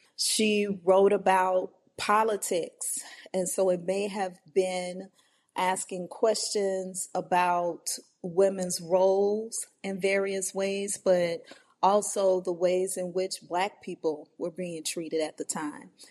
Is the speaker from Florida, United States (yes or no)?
no; New Orleans, Louisiana, United States; my upbringing in the New Orleans area